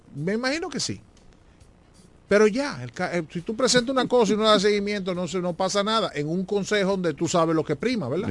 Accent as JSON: {"language": "Spanish", "region": "La Romana", "country": "Dominican Republic"}